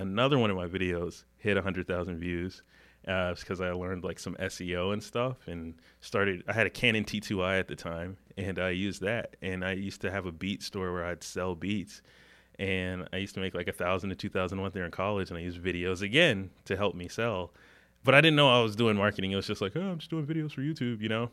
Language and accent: English; Huntersville, North Carolina, United States; I grew up in the Charlotte area, grew up in Huntersville